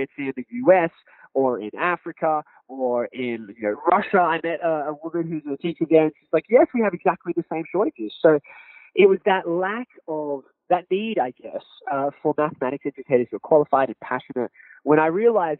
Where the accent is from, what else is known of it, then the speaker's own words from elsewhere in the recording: Sydney, New South Wales, Australia; growing up in Australia, particularly in the area that I was raised